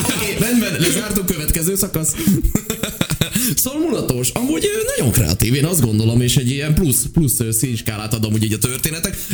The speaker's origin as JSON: {"language": "Hungarian", "town": "Sopron", "region": "Győr-Moson-Sopron", "country": "Hungary", "said": "vidéki származású vagyok én szintúgy, és Soproni vagyok"}